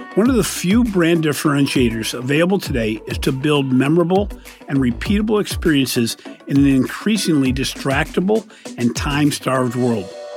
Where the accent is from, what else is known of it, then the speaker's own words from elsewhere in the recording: Cleveland, Ohio, United States; both Jim Gilmore's and my hometown of Cleveland